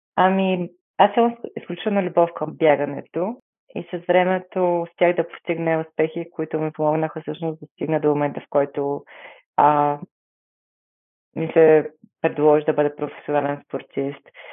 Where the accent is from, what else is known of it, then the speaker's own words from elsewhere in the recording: Bulgaria; се гордея, че съм българка